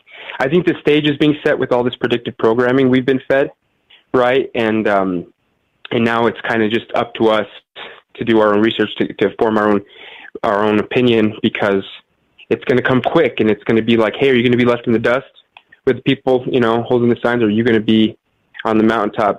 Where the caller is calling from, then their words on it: New Mexico, United States; calling from New Mexico